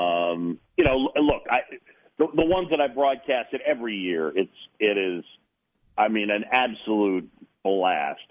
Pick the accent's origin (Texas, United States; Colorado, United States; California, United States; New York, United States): New York, United States; New York City; also born or lived in Philadelphia, Pennsylvania; Roosevelt Island, where I grew up in New York City